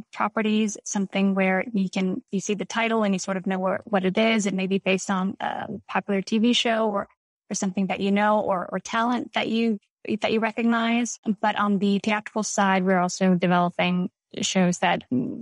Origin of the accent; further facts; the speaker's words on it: Reykjavik, Capital Region, Iceland; moved away as an adult; also born or lived in Boston, Massachusetts, United States / New Haven, Connecticut, United States; now in United States; I was born and raised in Reykjavik, Iceland. I moved to the U.S. for college